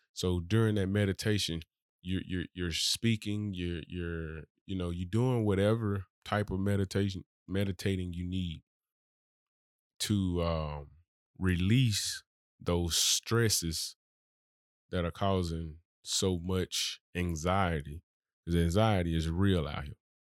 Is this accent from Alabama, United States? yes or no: yes; Birmingham, Alabama, United States; I'm really from Birmingham. I didn't move here.